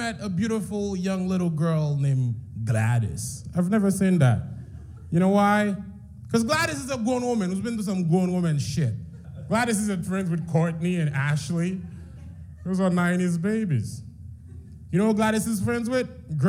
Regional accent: Haiti; She goes, "You have a bit of an accent. Where are you from?" I said, "I'm from Haiti. I'm Haitian."

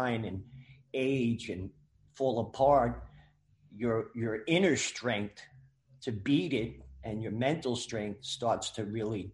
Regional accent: New York, United States; Growing up in New York

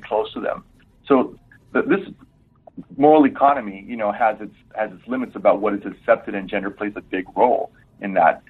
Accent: Laredo, Texas, United States; my hometown uh, was founded in 1755

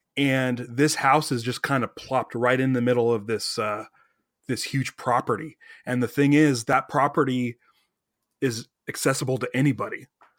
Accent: Downey, California, United States; this huge, huge plot of land in my hometown of Downey.

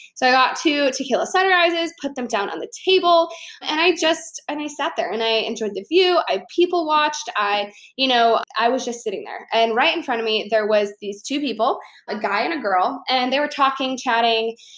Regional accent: Chicago, Illinois, United States; I'm from Chicago

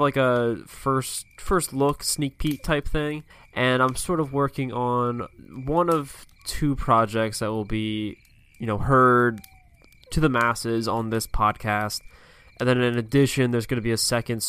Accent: Pennsylvania, United States; I grew up here on the East Coast in Pennsylvania

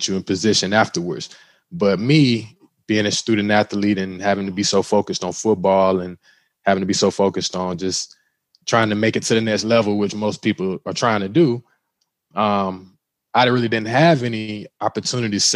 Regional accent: Cordele, Georgia, United States; I'm originally from Cordell, Georgia. So shout out to Cordell, Georgia. You know where I'm originally from. Small town, not a lot going on

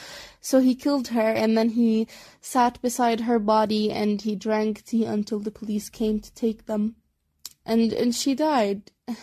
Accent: Jordan; from the country that I am in, I'm from Jordan

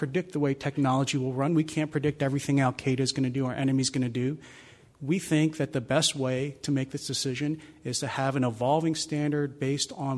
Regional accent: Philadelphia, Pennsylvania, United States; moved away; we're sitting in Philadelphia. Again, I'd like to emphasize my hometown

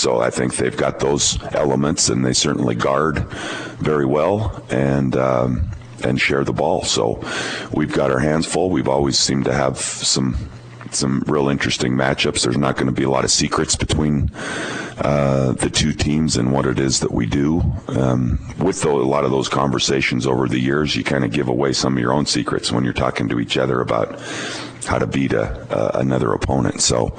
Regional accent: Montana, United States; I came from Montana, probably small town kid mentality.

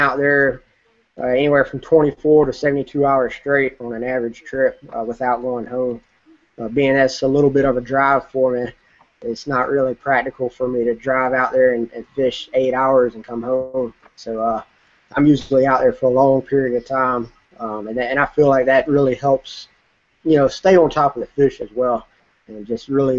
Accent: Murfreesboro, North Carolina, United States; I grew up in Murfreesboro, North Carolina

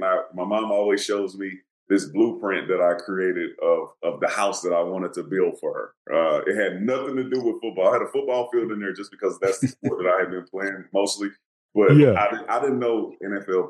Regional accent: Houston, Texas, United States; I'm from Houston. My family is, most of my family's from Louisiana, small town, Alexandria, Louisiana

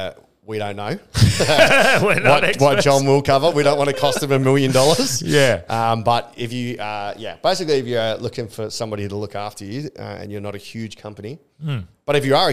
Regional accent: Swan Valley, Western Australia, Australia; I grew up in the Swan Valley until I was 10.

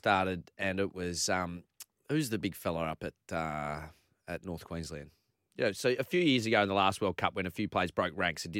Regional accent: Malaysia; born there; I was born in Malaysia.

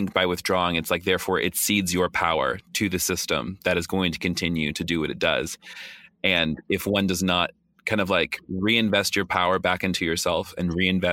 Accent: the South, United States; I'm also from the South

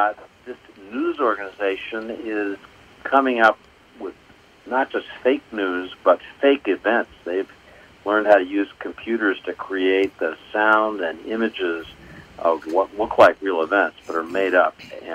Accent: Washington, District of Columbia, United States; So, I grew up mostly in D.C. My music biography back in D.C. when I was a kid, there was something called the Howard Theater, which was like the Apollo in New York.

